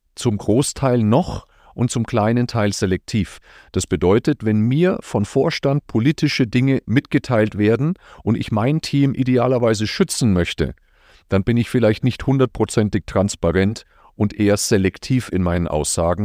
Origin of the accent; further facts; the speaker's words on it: Nuremberg, Bavaria, Germany; Ich komme aus Franken, aus Nürnberg